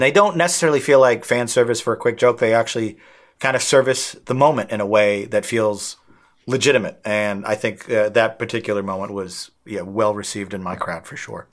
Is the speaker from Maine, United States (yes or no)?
no; outside of Boston, Massachusetts, United States; that beach is directly across from where I grew up, my hometown